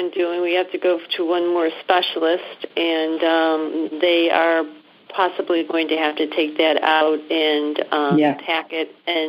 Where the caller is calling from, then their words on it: Buffalo, New York, United States; Actually, Buffalo, New York.